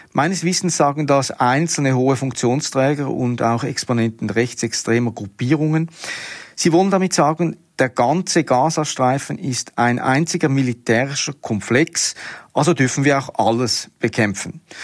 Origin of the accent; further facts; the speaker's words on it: Switzerland; bei uns in der Schweiz